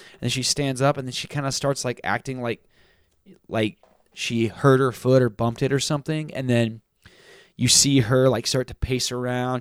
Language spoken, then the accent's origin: English; Texas, United States; I grew up in Texas